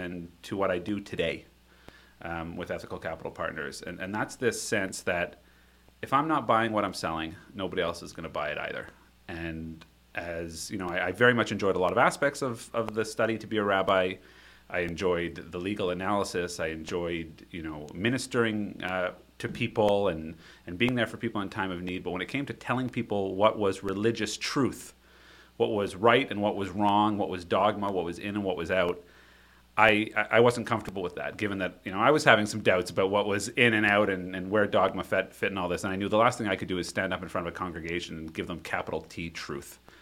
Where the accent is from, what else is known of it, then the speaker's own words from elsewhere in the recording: Ottawa, Ontario, Canada; Raised in Ottawa, Ontario.